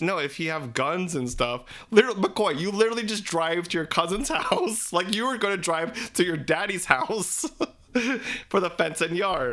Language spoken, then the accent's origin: English; Philippines; We're three Filipino gay guys